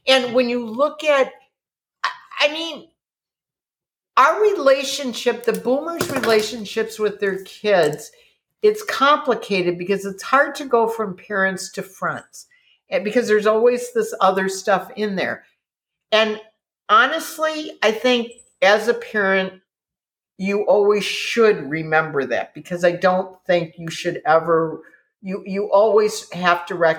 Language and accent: English; Wisconsin, United States; And we grew up in Wisconsin.